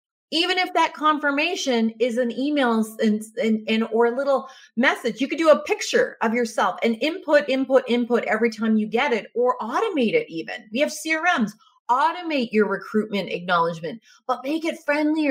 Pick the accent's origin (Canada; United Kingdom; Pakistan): Canada; being Canadian, we're humble people